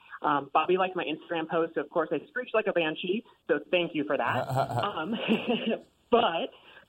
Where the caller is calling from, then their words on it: Phoenix, Arizona, United States; I'm calling from Phoenix.